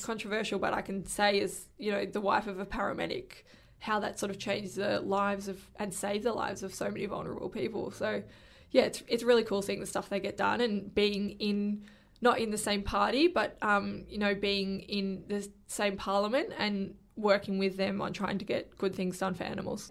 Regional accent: Victoria, Australia; I'm from Victoria

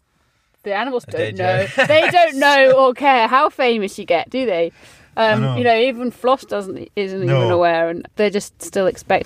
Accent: England, United Kingdom; also born or lived in Scotland; I'm Scottish, but I don't sound it because I grew up in England.

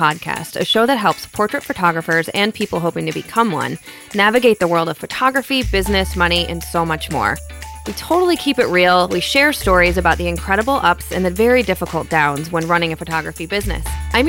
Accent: Michigan, United States; I'm from Michigan, so we're so close. I'm like, yes, Midwestern.

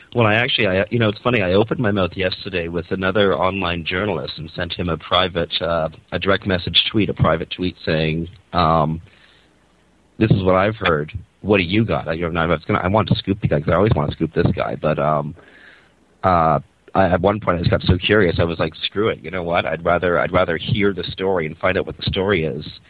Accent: Canada; I'm a Canadian

